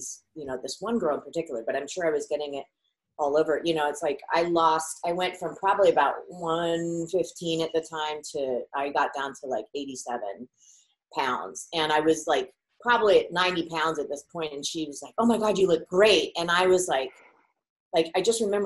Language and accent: English; north of the Bay Area, California, United States; I grew up in California, and north of the Bay Area